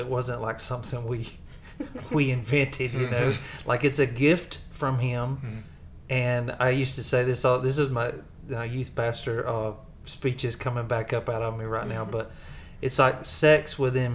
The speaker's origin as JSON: {"language": "English", "region": "the South", "country": "United States", "accent": "Southern", "said": "my Southern accent"}